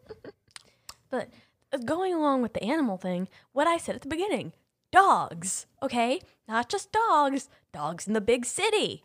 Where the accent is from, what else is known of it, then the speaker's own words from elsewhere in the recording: Ohio, United States; I'm literally from Ohio.